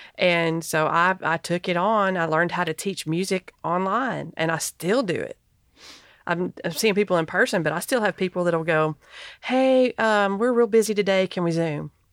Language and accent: English; Knoxville, Tennessee, United States; I'm from Knoxville.